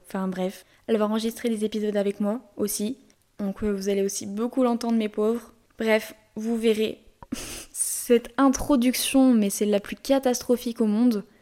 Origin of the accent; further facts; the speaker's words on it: Lyon, Auvergne-Rhône-Alpes, France; je suis lyonnaise